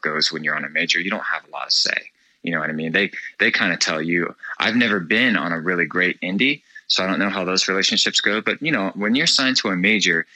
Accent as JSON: {"language": "English", "region": "Florida", "country": "United States", "tie": "born or raised there", "said": "we are from Florida"}